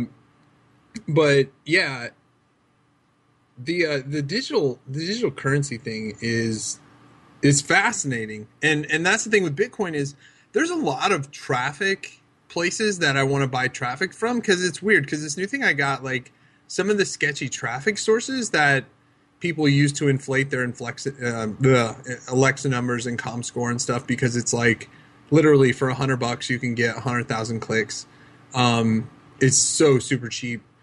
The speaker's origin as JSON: {"language": "English", "country": "United States", "said": "as an American"}